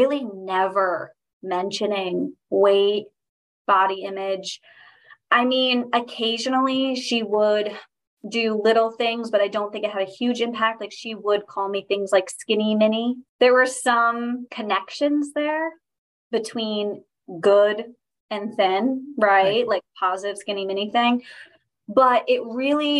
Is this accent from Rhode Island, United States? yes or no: yes; Newport, Rhode Island, United States; I'm from Newport, Rhode Island is where I'm living right now. I'm from this area. Haven't ventured out much